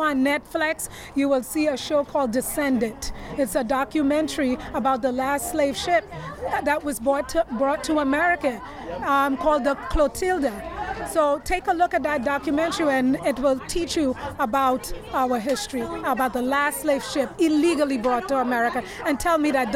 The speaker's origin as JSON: {"language": "English", "country": "Trinidad & Tobago", "moved": "yes", "lives_now": "New York, United States", "said": "I'm from Trinidad."}